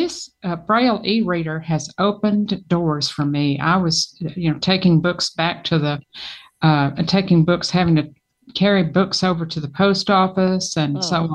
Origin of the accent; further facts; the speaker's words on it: Alabama, United States; I'm from Alabama.